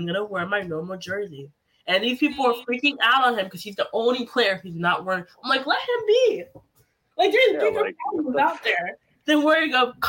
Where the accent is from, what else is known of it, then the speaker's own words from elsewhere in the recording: Haiti; now in United States; I was born in Haiti. I'm proud to be American.